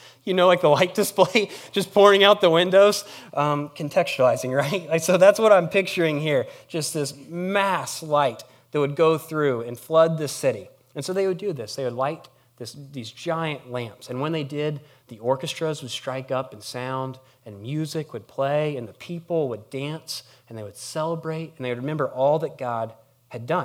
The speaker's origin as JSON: {"language": "English", "town": "Harrisburg", "country": "United States", "said": "I'm from Harrisburg"}